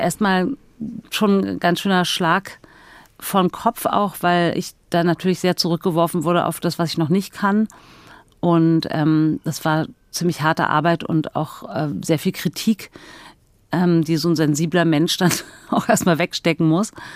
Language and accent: German; Berlin, Germany; ich bin ja in Berlin groß geworden mit zwei Schwestern und mit meiner Mutter